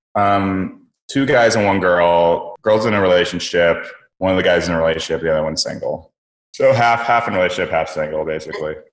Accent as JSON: {"language": "English", "area": "San Francisco Bay Area", "region": "California", "country": "United States", "moved": "yes", "lives_now": "New York, United States", "said": "I'm actually from the West Coast, from the Bay Area. Um, yeah, like San Francisco Bay Area"}